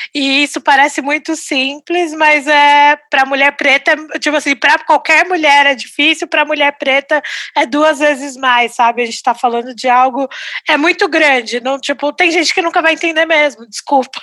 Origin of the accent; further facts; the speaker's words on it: São Paulo, Brazil; nasci em São Paulo